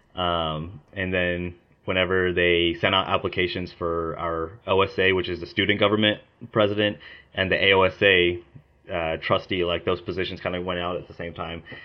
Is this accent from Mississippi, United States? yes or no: no; Mustang, Oklahoma, United States; also born or lived in India; I moved to Oklahoma whenever I was two, and I've been there ever since